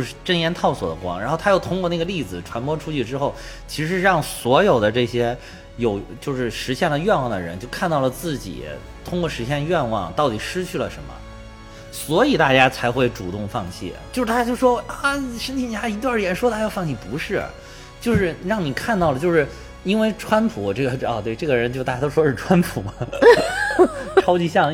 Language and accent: Chinese; China; 我们中国人的哲学